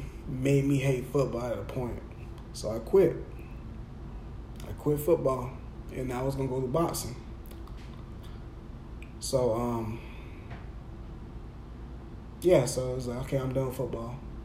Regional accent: Jacksonville, Florida, United States; I'm at my hometown school

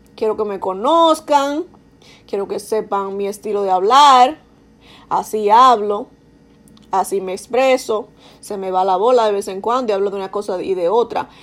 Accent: Dominican Republic; accent: Dominican; now in New York, United States; soy dominicana, si no se han dado cuenta por mi acento

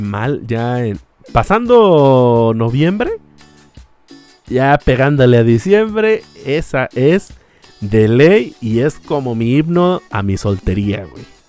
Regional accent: Aguascalientes, Mexico

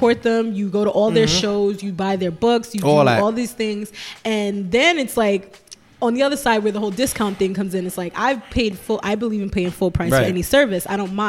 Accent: New York City, New York, United States; I'm from Best I Do or Die, not Stuyvesant Heights.

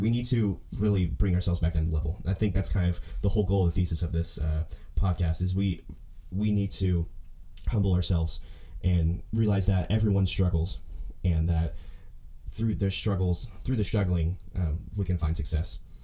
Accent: Owasso, Oklahoma, United States; I'm from Oklahoma, a small town called Owasso, Oklahoma, and uh, I grew up doing high school band

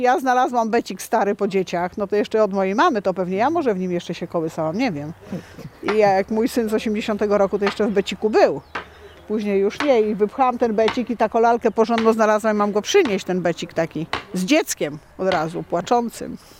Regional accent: Wolnica, Poland; jako mieszkanki w ogóle tą wolnicy

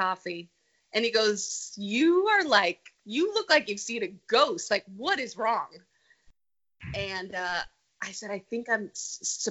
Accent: California, United States; moved away as an adult; I grew up in California

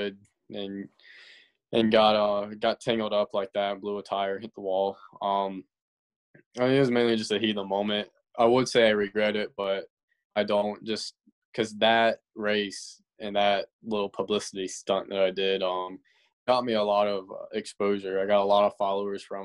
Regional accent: Simpsonville, South Carolina, United States; it's a smaller town, Simpsonville.

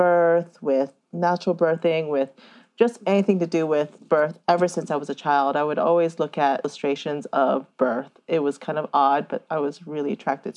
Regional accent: Oakland, California, United States; I grew up mainly in Oakland, California.

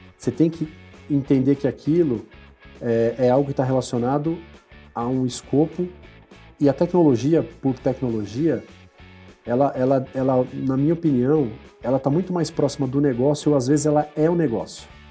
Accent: São Paulo, Brazil; eu sou natural de São Paulo, nascido na, ali próximo à Praça Pan-Americana, ali na, na, Zona Sul de São Paulo

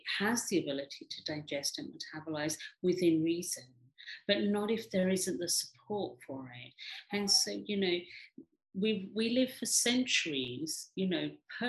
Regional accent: India; now in England, United Kingdom; and I'm Indian, and I'm a woman, and I'm, you know, living in England.

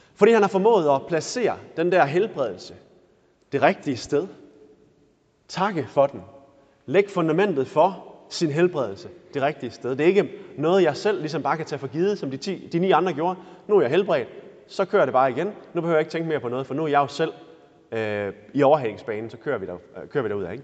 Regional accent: Denmark; vi er danskere

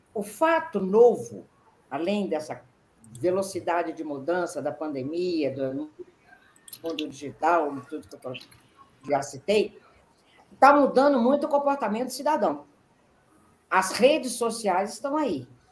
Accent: Minas Gerais, Brazil; eu sou mineira

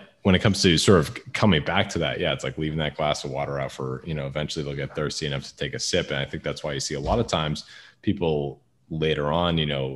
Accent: Northeast, United States; I grew up Catholic in the Northeast

